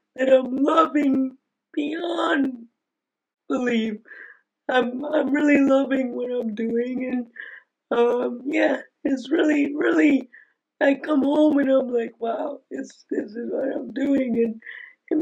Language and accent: English; New Jersey, United States; also born or lived in Cincinnati, Ohio; I live in New Jersey